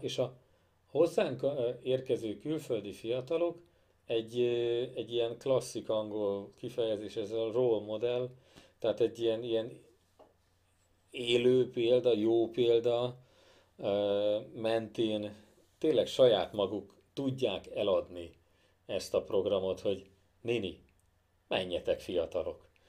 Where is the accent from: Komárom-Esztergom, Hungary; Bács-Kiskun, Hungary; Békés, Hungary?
Bács-Kiskun, Hungary; Kecskemét; mind a ketten kecskemétiek vagyunk